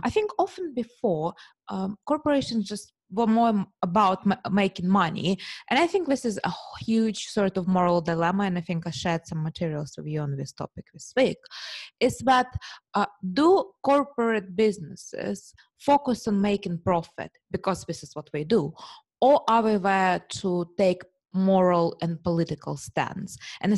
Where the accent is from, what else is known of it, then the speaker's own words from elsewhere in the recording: United Kingdom; being superficial British woman, I only have heard about Milan Fashion Week.